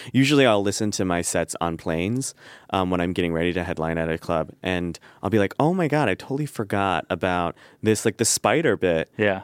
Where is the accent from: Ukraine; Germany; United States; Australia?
United States; Midwest; growing up in the Midwest with this face and that family